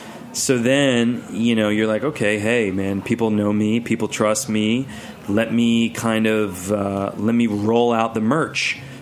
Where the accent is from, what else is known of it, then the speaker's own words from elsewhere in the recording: Philadelphia, Pennsylvania, United States; now in New York, United States; when I grew up in Philly